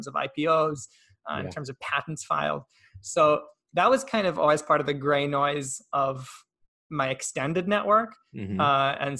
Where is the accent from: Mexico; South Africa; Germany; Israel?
Israel; English is a second language; And also one thing I didn't mention, I'm Israeli. I was born in Israel.